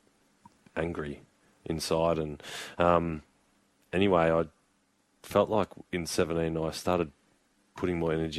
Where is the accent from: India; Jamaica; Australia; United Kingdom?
Australia; Keilor, Victoria; we moved house in Keilor. I moved house across the road from the Keilor Footy Club, and then I started sneaking over and training